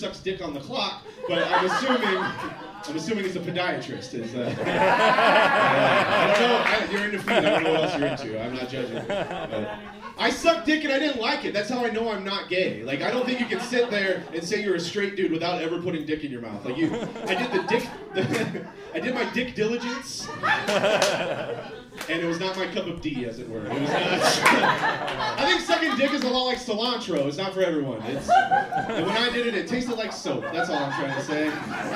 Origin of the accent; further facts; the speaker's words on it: Florida, United States; now in Portland, United States; I am from Florida